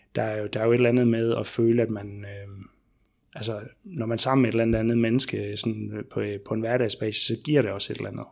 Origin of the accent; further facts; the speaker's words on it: Southern Jutland, Southern Denmark, Denmark; now in Odense, Denmark; jeg kommer ned fra Sønderjylland